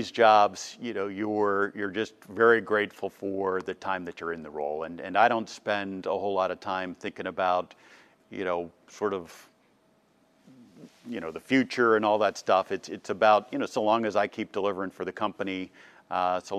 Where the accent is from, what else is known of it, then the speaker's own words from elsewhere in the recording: East Coast, United States; also born or lived in Boston / Cincinnati; So I, I was born in Boston, uh, grew up on the East Coast until we started moving around. Uh, went to high school in Cincinnati, uh, and then ultimately went to college down in North Carolina.